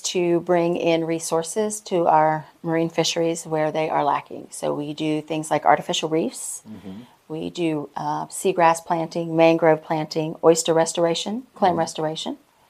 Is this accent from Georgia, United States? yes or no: no; Jacksonville, Florida, United States; also born or lived in Bronson, Florida; now in Trenton, United States; So I'm in Trenton at the moment. Mm-hmm. I'm originally from Jacksonville, so very different environment.